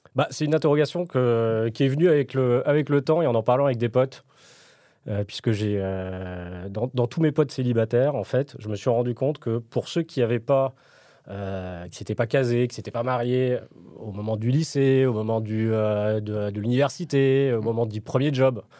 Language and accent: French; Paris, Île-de-France, France; je suis parisien